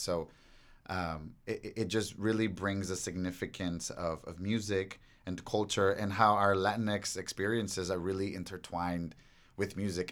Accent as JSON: {"language": "English", "town": "Los Angeles", "region": "California", "country": "United States", "tie": "born or raised there", "said": "growing up here in, in freaking, uh, L"}